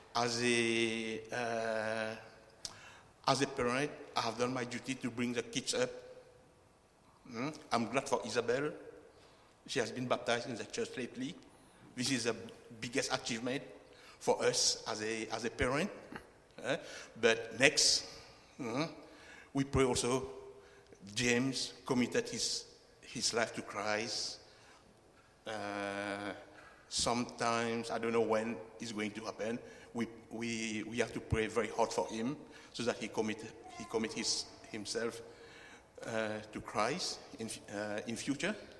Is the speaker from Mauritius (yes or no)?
yes; Mauritius; moved away as an adult; also born or lived in United Kingdom; now in Australia; I was born in Mauritius, I am the first generation Chinese in Mauritius